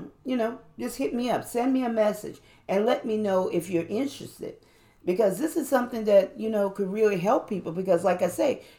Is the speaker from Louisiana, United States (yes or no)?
yes; New Orleans, Louisiana, United States; I'm from New Orleans